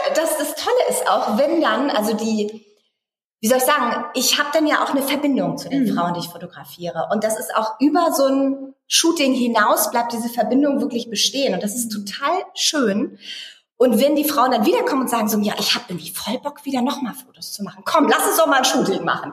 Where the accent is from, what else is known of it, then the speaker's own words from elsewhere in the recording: Eckernförde, Schleswig-Holstein, Germany; now in Berlin, Germany; Ich komme ja auch eigentlich aus dem Norden, aus Eckernförde, aus einer Kleinstadt.